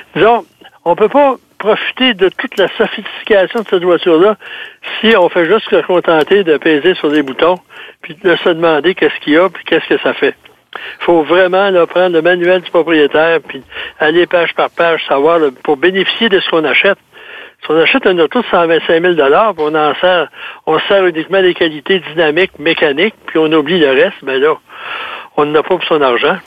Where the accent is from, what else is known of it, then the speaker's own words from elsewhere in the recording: South Shore, Quebec, Canada; accent: rive sud; mon accent de la rive sud